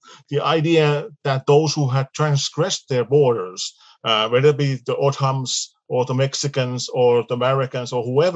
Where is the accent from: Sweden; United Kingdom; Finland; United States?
Finland; we are from Finland